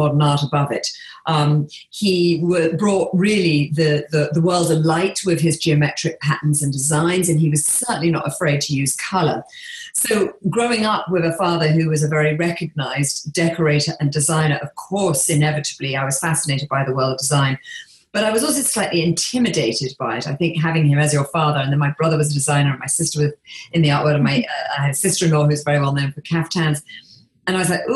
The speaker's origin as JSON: {"language": "English", "region": "England", "country": "United Kingdom", "tie": "born or raised there", "moved": "yes", "lives_now": "Bahamas", "said": "I live here on a tiny island in the Bahamas, but I grew up in England"}